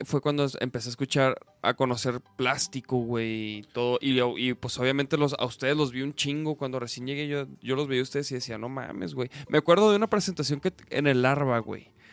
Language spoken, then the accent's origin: Spanish; Chihuahua, Mexico; moved away; Yo en Chihuahua escuchaba puro pinche rock and roll